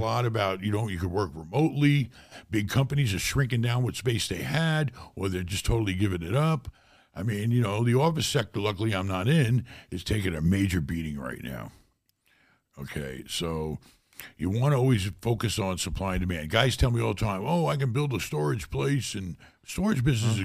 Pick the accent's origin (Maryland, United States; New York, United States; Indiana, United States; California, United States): New York, United States; New York City; moved away as an adult; also born or lived in Germany; growing up in New York City was very tough